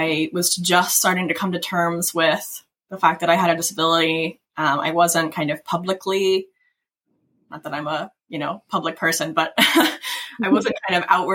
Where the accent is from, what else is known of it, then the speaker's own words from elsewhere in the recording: Kentucky, United States; I grew up in Kentucky